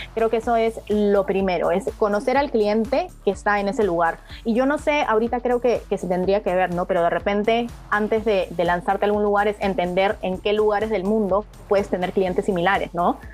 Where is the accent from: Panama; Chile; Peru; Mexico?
Peru; yo como peruana